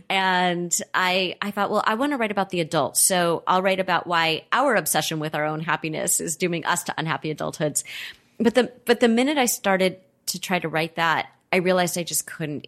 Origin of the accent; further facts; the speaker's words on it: Los Angeles, California, United States; I grew up in Los Angeles. I'm a native.